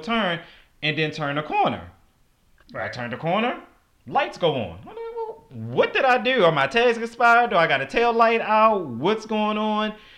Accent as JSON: {"language": "English", "town": "Baltimore", "region": "Maryland", "country": "United States", "tie": "born or raised there", "said": "born and raised in Baltimore City"}